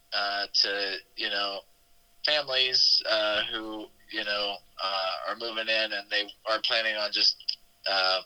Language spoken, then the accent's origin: English; Xenia, Ohio, United States; now in Dayton, United States; a home that we used to live in Xenia, Ohio, which is kind of like 20 minutes outside of Dayton, which is my hometown